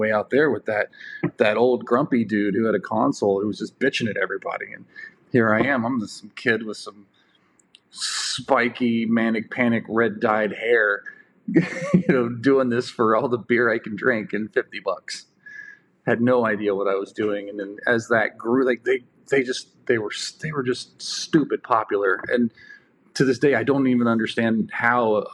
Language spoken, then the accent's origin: English; Dayton, Ohio, United States; I grew up in and around Dayton, Ohio